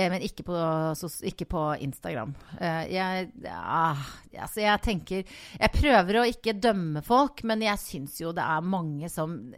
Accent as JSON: {"language": "Norwegian", "town": "Voss", "region": "Vestland", "country": "Norway", "tie": "born or raised there", "also_born_or_lived": "Oslo", "moved": "as an adult", "lives_now": "Bergen, Norway", "said": "jeg vokste opp på Voss"}